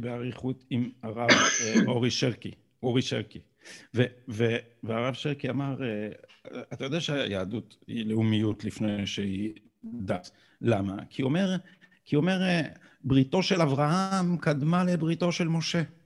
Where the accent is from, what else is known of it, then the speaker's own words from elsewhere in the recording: Israel; אנחנו שגדלנו פה